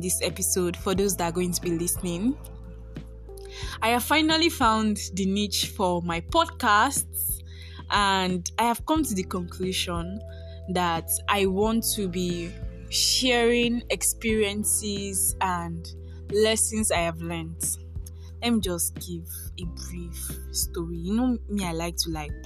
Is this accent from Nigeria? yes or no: yes; Nigeria; also born or lived in Ondo, Nigeria; I am a Nigerian based in Nigeria.